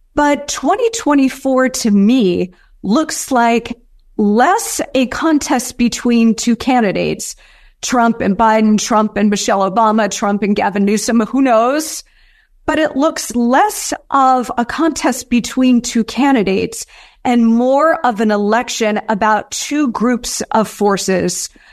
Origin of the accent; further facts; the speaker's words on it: United States; we as the American people